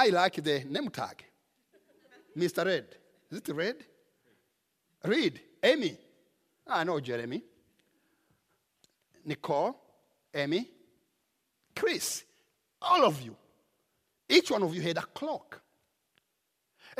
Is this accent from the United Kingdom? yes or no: no; Rwanda; now in United States; In my home country, in Rwanda